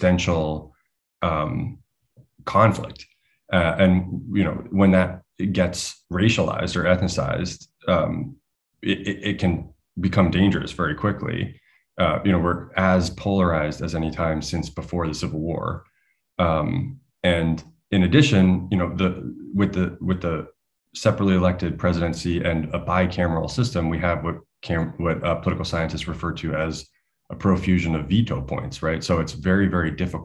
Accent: United States; as an American

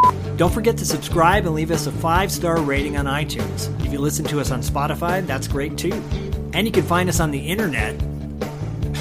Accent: Michigan, United States; moved away; I'm from Michigan originally.

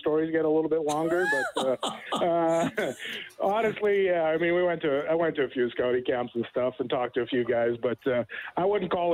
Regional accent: Consort, Alberta, Canada; we grew up in a really small town east of Stettler called Consort, Alberta. And we moved there when I was 7 years old

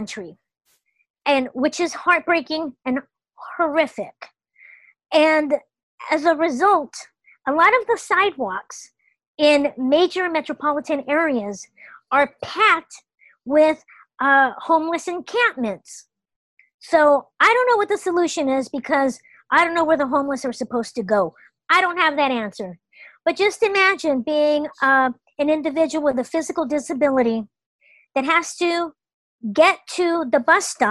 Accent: Los Angeles, California, United States; my entire childhood, growing up in the Los Angeles public school system

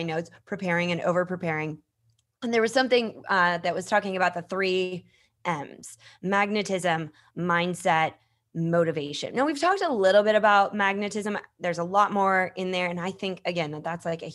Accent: Minnesota, United States; I grew up in Minnesota

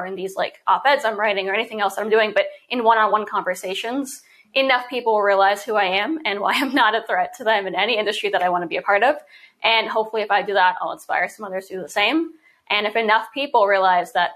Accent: New York City, New York, United States; I was born and raised in New York City

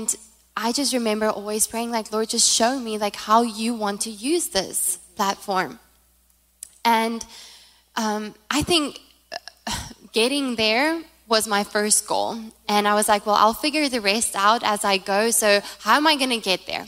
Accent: South Africa; first language Afrikaans; English is a second language; moved away as an adult; now in United States; I'm from South Africa, by the way, if you haven't heard the accent

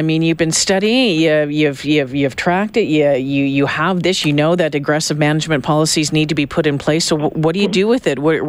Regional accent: Northern Ontario, Canada; I'm from Northern Ontario

